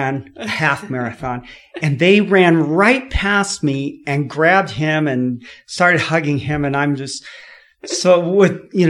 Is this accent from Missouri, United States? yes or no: no; California, United States; now in Utah, United States; I'm from California